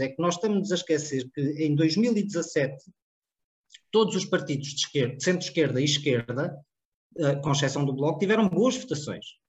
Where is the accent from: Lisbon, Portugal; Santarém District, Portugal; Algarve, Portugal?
Santarém District, Portugal; Cartaxo; a minha freguesia, a minha terra, a minha cidade